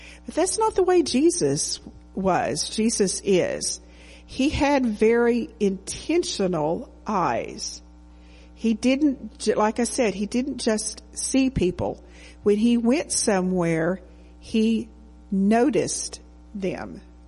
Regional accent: Texas, United States; So I grew up in the Assemblies of God Church.

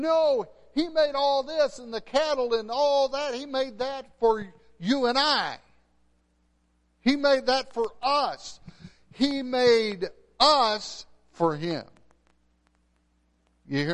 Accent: West Texas, United States; moved away; I'm from West Texas.

